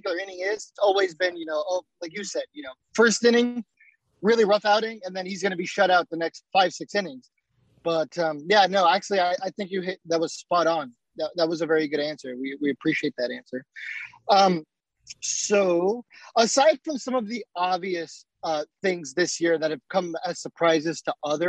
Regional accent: San Diego, California, United States; I grew up in San Diego

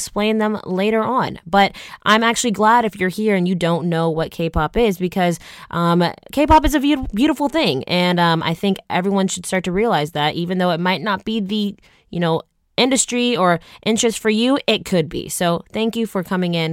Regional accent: Atlanta, Georgia, United States; moved away as an adult; also born or lived in Michigan; now in Los Angeles, United States; I'm from Atlanta, Georgia

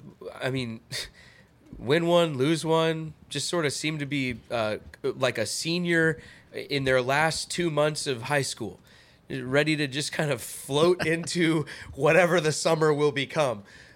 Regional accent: Edmonds, Washington, United States; Born and raised in Edmonds.

